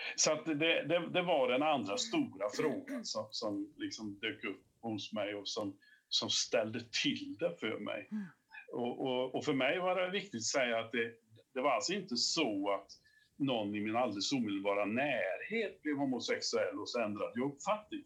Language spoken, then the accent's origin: Swedish; Åmål, Västra Götaland, Sweden; now in Kil, Sweden; bosatt i Värmland numera, fast jag kommer från, eh, från Åmål, som du sa, i Dalsland. Eh, vi är ganska få dalslänningar